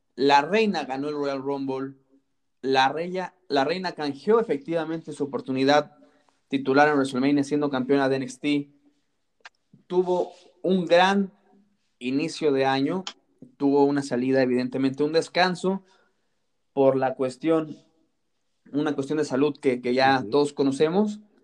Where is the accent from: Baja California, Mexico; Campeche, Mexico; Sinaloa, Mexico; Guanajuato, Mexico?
Guanajuato, Mexico; Salamanca; yo soy de Salamanca, Guanajuato